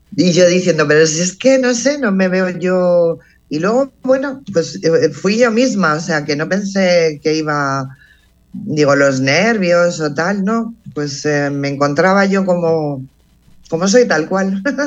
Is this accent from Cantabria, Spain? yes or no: no; Plasencia, Extremadura, Spain; nací en un pueblo en Plasencia, la provincia de Cáceres, en Extremadura